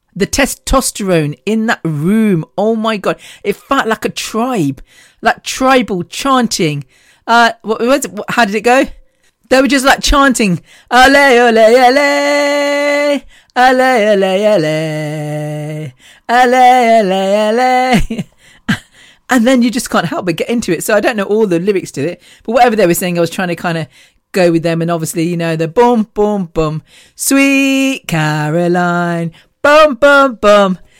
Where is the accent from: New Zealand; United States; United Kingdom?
United Kingdom; the Midlands, England; we're from the Midlands, so we're halfway central, central England, I guess.